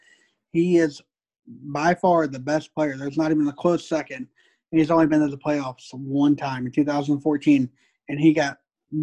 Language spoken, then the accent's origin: English; St. Louis, Missouri, United States; We're both from St. Louis.